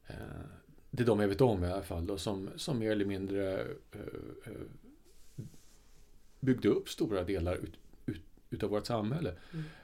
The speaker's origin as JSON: {"language": "Swedish", "region": "England", "country": "United Kingdom", "said": "jag kommer ju då från England där, och det samhället är ju väldigt eklektiskt."}